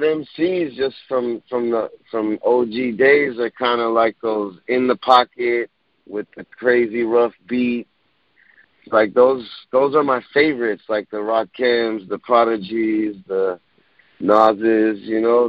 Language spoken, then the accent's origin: English; Los Angeles, California, United States; I'm originally from the West, I grew up in the West with the West culture